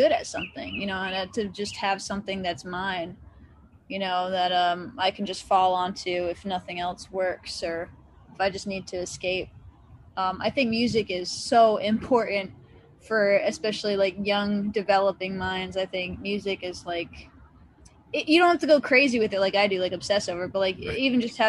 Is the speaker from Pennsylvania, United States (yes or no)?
no; Massachusetts, United States; also born or lived in Connecticut; now in Nashville, United States; Well, I was born in Western Massachusetts, or actually in Connecticut. Yeah.